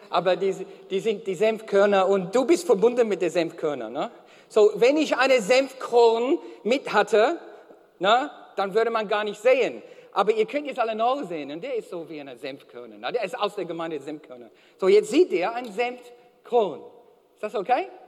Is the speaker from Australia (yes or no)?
yes; Australia; German is a second language; Na, ich bin Australier.